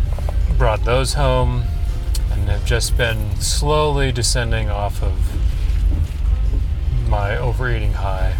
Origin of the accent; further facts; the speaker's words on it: Hammond, Indiana, United States; moved away; also born or lived in Chicago; Growing up in Chicagoland, more specific Hammond, Indiana, we got quite a diverse array of weather.